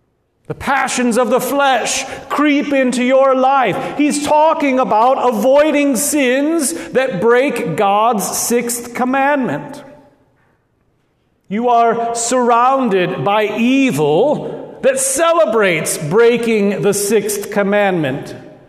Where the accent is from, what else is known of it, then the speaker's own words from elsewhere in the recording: Lincoln, Nebraska, United States; accent: Midwestern Nebraska; both my brother Craig and I were raised here in Lincoln. Our parents are both Nebraskans, and they taught us to speak in that normal Midwestern Nebraska accent.